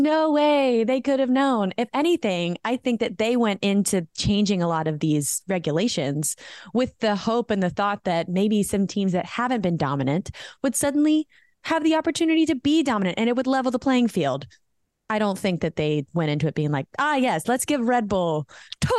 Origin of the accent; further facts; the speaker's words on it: United States; accent: American; I am proud to be an American. I am American.